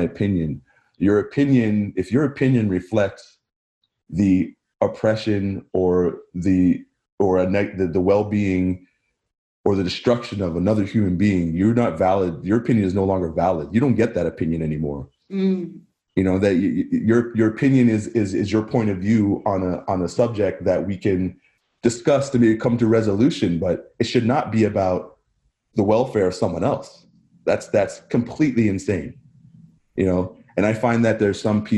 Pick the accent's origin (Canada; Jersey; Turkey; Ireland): Canada; Barrie, Ontario; I grew up in Barrie